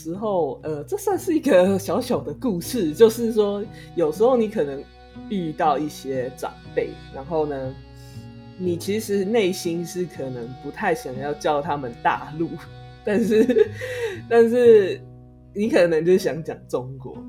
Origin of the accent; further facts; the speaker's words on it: Taiwan; 这块这个国家的某一个地区的人，所以我才叫我自己叫台湾人。